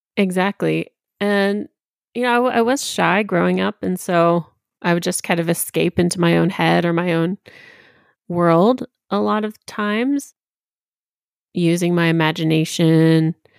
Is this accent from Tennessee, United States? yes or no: yes; Tennessee, United States; I was raised in Tennessee on the border of Virginia.